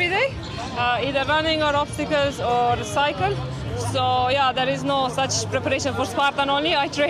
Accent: Romania; now in Oman; I'm from Romania. I live in Oman, Kuwait.

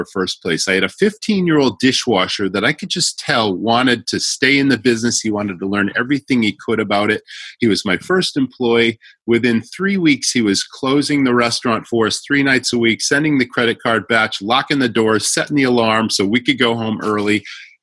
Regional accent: Western Massachusetts, United States; I grew up in Western Massachusetts

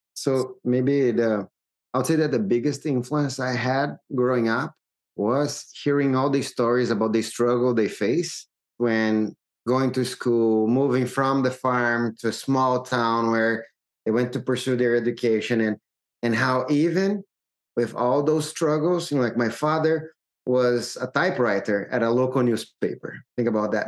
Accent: Brazil; I'm originally from Brazil

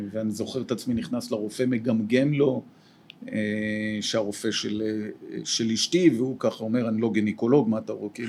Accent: Jerusalem, Jerusalem District, Israel; ואני אהיה לטוב ירושלים אמיתי, כלומר גדלתי בירושלים.

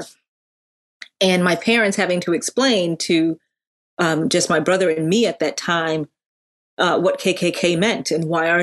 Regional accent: Connecticut, United States; also born or lived in Hartford, Connecticut / Windsor, Connecticut; I grew up in Connecticut. We were first in Hartford, Connecticut.

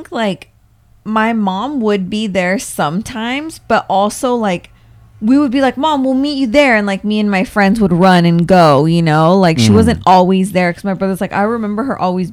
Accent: Camarillo, California, United States; I grew up in Camarillo, and we lived literally walking distance to the street fair

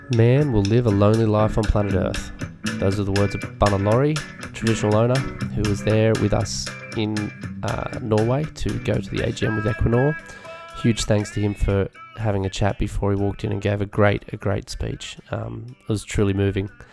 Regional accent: Australia; Being an Aussie

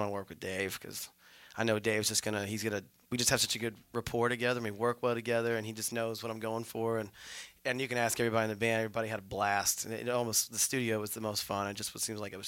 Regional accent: Oldham County, Kentucky, United States; also born or lived in Bardstown, Kentucky; I grew up in Oldham County, so I went to grade school, middle school there.

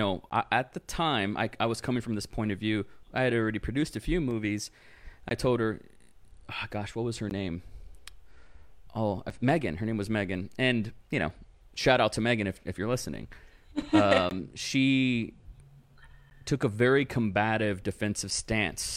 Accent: Rio Grande Valley, South Texas, United States; first language English; my hometown, which is South Texas, it's the Rio Grande Valley.

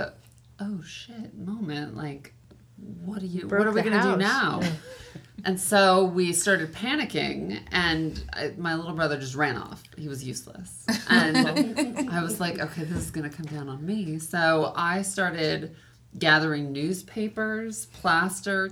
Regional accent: Highland, California, United States; The town's called Highland, but it's kind of in between here and Palm Springs.

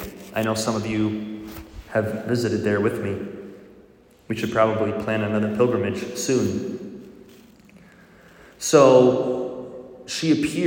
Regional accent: Milwaukee, Wisconsin, United States; If you don't know, I'm a cheesehead. I grew up in Milwaukee.

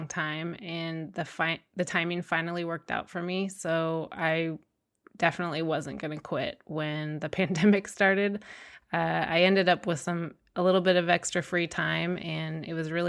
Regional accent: Placer County, California, United States; I grew up in Placer County

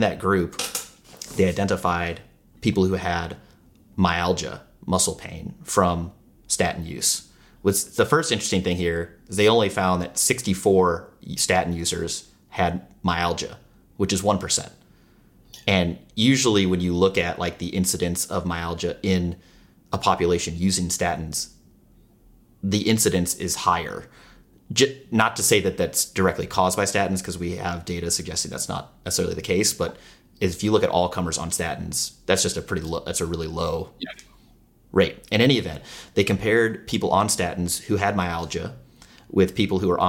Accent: United States; we're from the United States, we're from America

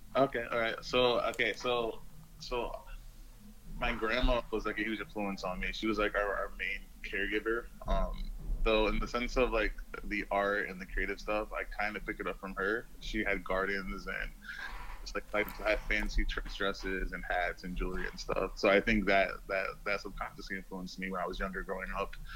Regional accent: Rochester, New York, United States; moved away as an adult; also born or lived in Brooklyn, New York / Tokyo, Japan; now in Miami, United States; I'm actually from Rochester, New York

